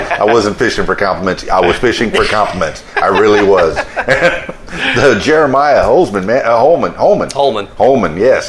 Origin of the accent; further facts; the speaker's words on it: Florida, United States; moved away; Yeah, like I said, I'm here from South Florida. I've never been back.